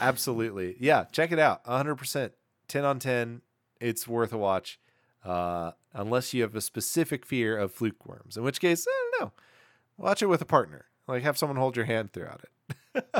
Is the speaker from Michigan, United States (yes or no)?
no; Newark, New Jersey, United States; I'm from Newark. I don't know how to do a Newark, New accent